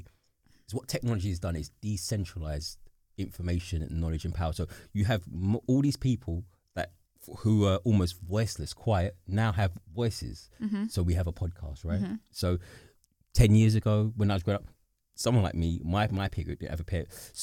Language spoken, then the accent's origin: English; London, United Kingdom; I am British. I'm from here. I'm a London, whatever it is.